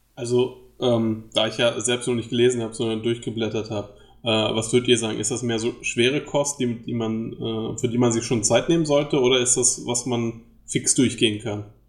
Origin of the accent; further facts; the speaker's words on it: Germany; accent: German; meinem deutschen Akzent